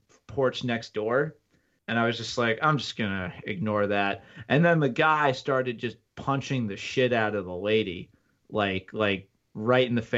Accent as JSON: {"language": "English", "country": "United States", "tie": "born or raised there", "also_born_or_lived": "New Jersey / Connecticut", "moved": "as an adult", "lives_now": "Buffalo, United States", "said": "I was born in Jersey, moved to Connecticut, spent most of my life in between there and Jersey"}